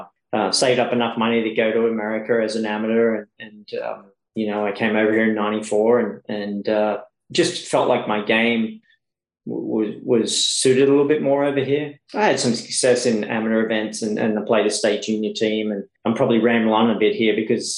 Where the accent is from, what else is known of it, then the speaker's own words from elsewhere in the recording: Tamworth, New South Wales, Australia; moved away as an adult; now in United States; it wasn't easy growing up in Tamworth.